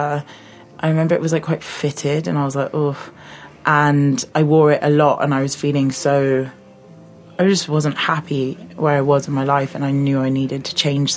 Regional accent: London, United Kingdom; moved away as an adult; I grew up in London, southeast London, so like I'm a Londoner

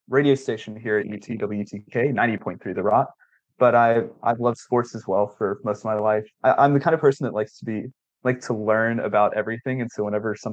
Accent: Grenada, Mississippi, United States; moved away as an adult; now in Knoxville, United States; I'm originally from Grenada, Mississippi

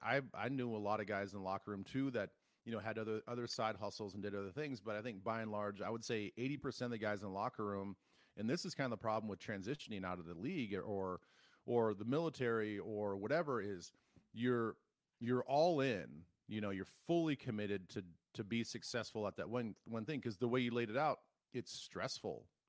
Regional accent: South Dakota, United States; Growing up in South Dakota

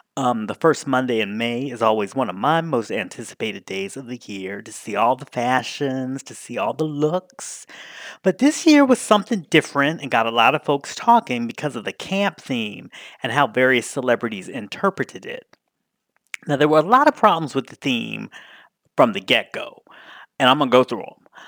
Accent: Washington, District of Columbia, United States; Gay Washington, D C, my hometown

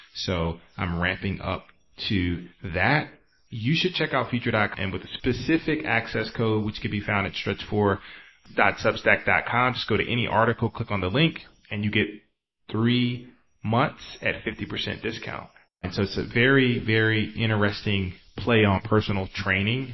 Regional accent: the South, United States; also born or lived in East Coast; now in San Francisco, United States; I'm from the South

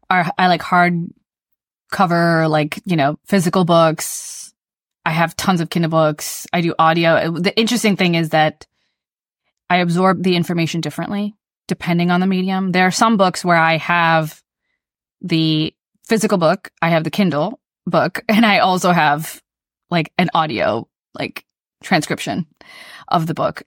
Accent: the South, United States; I grew up in the South

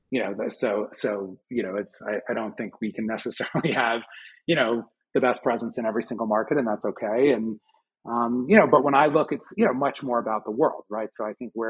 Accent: Boulder, Colorado, United States; If you look in my hometown of Boulder, it's the same thing, right?

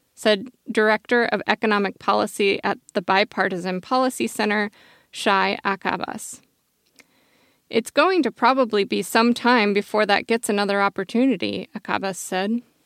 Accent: Eugene, Oregon, United States; I grew up in Tracktown, U S A, otherwise known as Eugene, Oregon

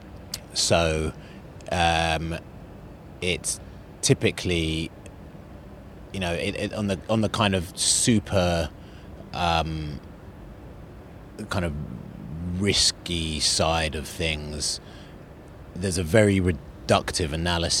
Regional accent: London, United Kingdom; also born or lived in Zambia / Northern Ireland; I was born in Zambia, and then we moved to Northern Ireland when I was 6, and we travelled around a lot, and I ended up in London when I was about 8

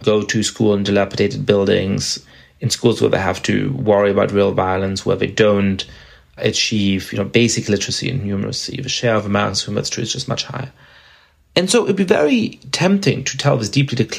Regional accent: Germany; moved away; I grew up in Germany

